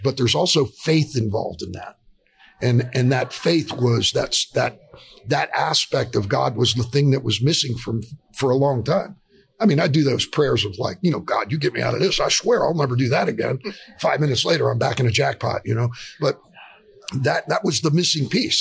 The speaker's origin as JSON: {"language": "English", "region": "South Florida", "country": "United States", "said": "We're both from South Florida."}